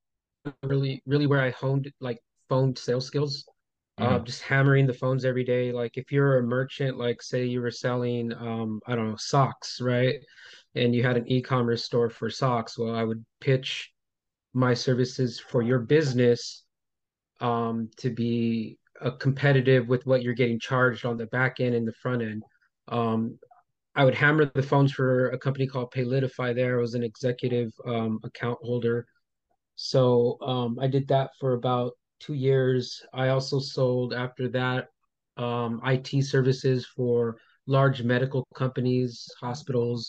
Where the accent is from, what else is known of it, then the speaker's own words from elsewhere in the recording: Los Angeles, California, United States; also born or lived in Montebello, California; I grew up in Highland Park